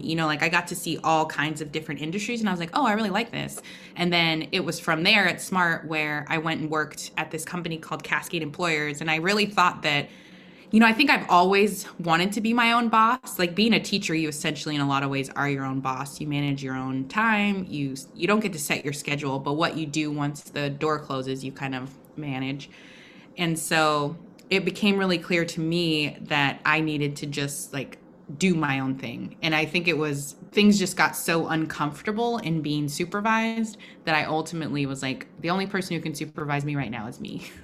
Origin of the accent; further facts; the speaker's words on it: Portland, Oregon, United States; growing up in Oregon